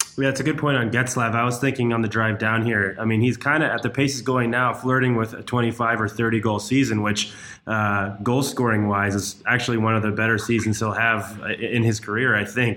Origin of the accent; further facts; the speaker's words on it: New England, United States; I grew up in New England